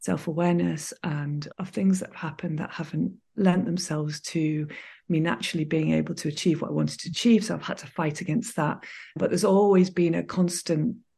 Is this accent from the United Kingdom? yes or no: yes; Manchester, North West England, United Kingdom; I grew up in Manchester in England in the middle of the city